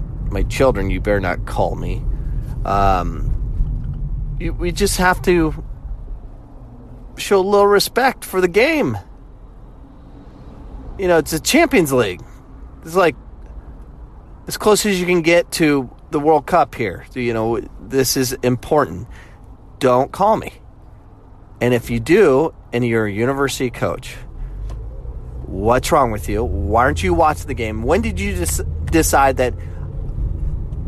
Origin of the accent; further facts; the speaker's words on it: United States; the way I grew up, you know, I'm an American where it's basketball, football, baseball